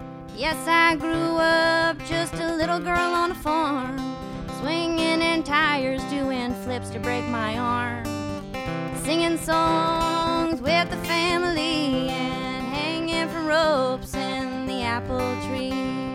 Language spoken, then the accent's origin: English; Bourbon County, Kentucky, United States; also born or lived in Truckee, California; I grew up in Bourbon County, on the Clark County, Bourbon County line, and I've been working in Winchester for the past year